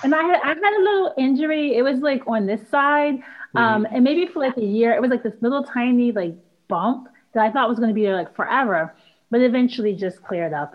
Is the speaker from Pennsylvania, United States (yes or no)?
yes; Philadelphia, Pennsylvania, United States; I was born and raised in Philly